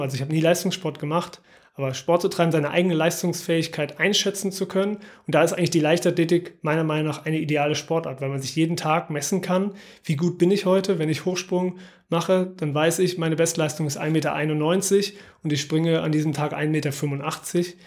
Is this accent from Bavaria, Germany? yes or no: no; Aachen, North Rhine-Westphalia, Germany; Also ich bin in Aachen aufgewachsen, im Vorort